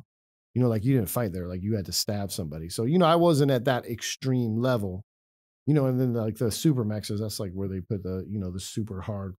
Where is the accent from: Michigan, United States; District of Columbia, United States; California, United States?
California, United States; I was born and raised in California. So even though my case was from Virginia, you know, I was like, I'm from California.